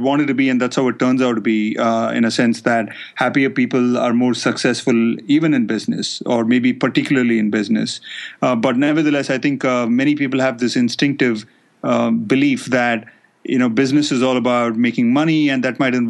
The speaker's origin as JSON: {"language": "English", "country": "India", "moved": "as an adult", "said": "being from India, I felt comfortable taking them to my home country"}